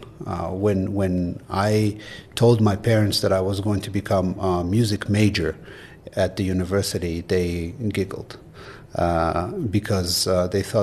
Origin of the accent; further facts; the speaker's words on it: Israel; moved away; I grew up in Israel, to where they immigrated in the late 60s.